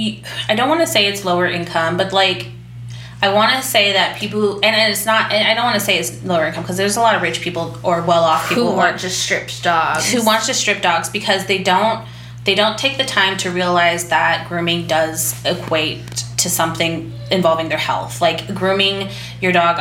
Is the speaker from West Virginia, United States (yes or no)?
no; Indiana, United States; I'm from Indiana